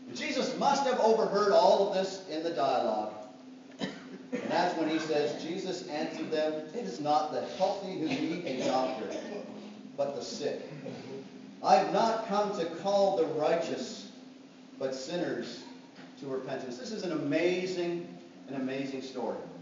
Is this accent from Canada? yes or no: yes; Canada; I'm Canadian.